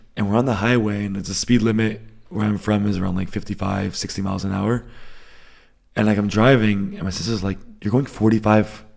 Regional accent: Northeast, United States; moved away as an adult; now in Germany; I grew up in the Northeast, so, uh, A lot of bagels, a lot of seafood

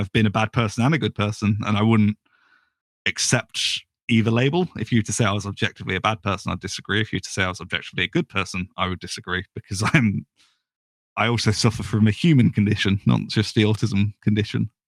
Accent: United Kingdom; I'm British

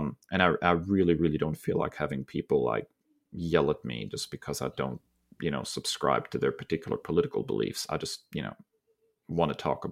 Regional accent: Germany; now in United States; I grew up in Germany and it seemed to be a part of my heritage that I was trying to connect with, you know, my father being originally from the United States.

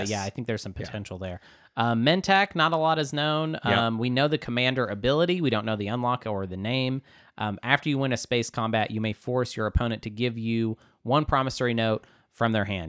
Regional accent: Arkansas, United States; we are from Arkansas.

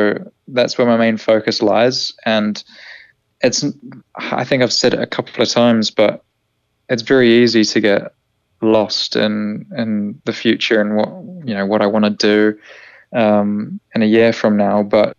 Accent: New Zealand; Kiwi as well, which actually, it's always nice to hear a familiar accent inside the team, despite my accent being all over the shop.

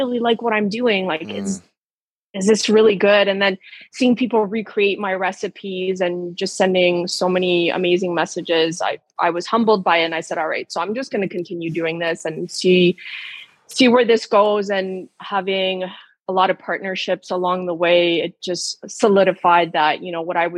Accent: Ontario, Canada; I'm from Ontario, Canada

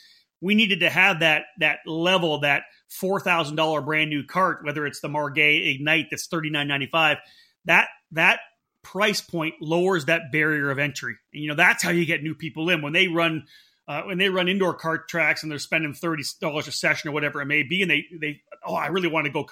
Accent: East Coast, United States; now in Northern California, United States; You know, I came from the East Coast here.

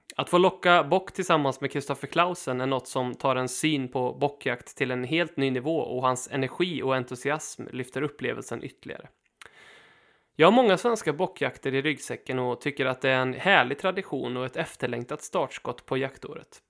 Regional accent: Sweden; vi svenskar

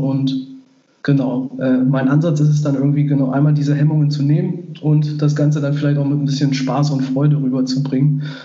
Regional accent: Göttingen area, Lower Saxony, Germany; das Jahr, wo ich jetzt wieder hier zurück in Göttingen bin, wohne ich dann auch mhm. wieder in meinem Heimatdorf, ähm, direkt neben meinen Eltern im Haus von meinen Großeltern.

